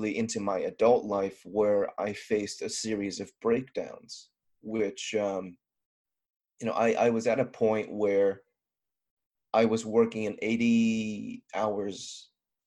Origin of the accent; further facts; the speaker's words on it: Southern California, United States; I'm a guy from Southern California, pretty much born and raised.